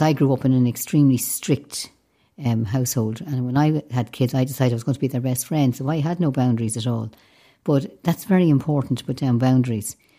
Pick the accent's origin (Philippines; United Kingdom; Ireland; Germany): Ireland; Dublin, Leinster; I grew up in a city, and yet I was much happier down the west